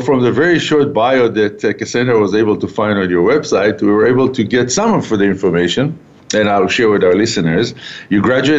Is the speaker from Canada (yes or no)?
yes; Calgary, Alberta, Canada; We're broadcasting back from Calgary, my hometown